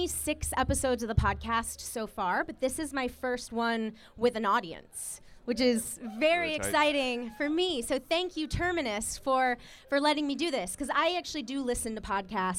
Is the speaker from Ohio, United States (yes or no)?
no; Atlanta, Georgia, United States; also born or lived in New York; now in Los Angeles, United States; I am from Atlanta originally